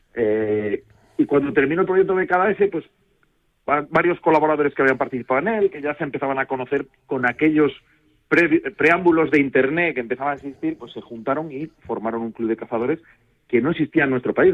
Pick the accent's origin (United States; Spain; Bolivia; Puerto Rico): Spain; Castile and León; also born or lived in Sayago (Zamora); yo que soy de León